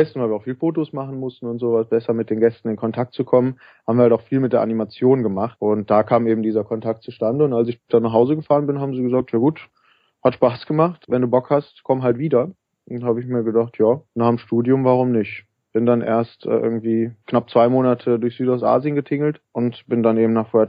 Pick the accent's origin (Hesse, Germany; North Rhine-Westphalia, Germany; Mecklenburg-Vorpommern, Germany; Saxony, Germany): North Rhine-Westphalia, Germany; Cologne; also ich komme aus Köln ursprünglich, äh, bin hier aufgewachsen